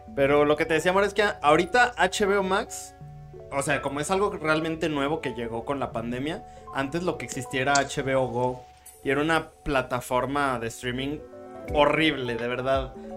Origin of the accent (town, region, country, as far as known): Mexico